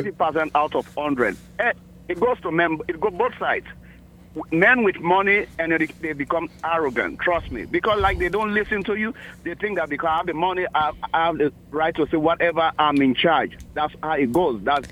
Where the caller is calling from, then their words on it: Maryland, United States; I'm calling from Maryland.